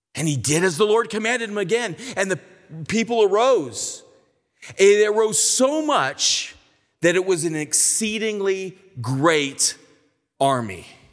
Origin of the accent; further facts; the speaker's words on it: California, United States; I'm from California